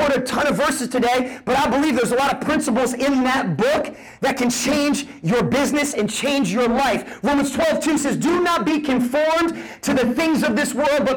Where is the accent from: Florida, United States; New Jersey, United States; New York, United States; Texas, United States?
New Jersey, United States; moved away; I'm a kid from Jersey, grew up on food stamps